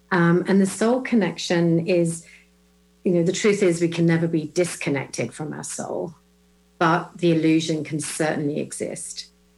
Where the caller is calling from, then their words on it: Illinois, United States; I'm joining you from just west of Chicago in Illinois.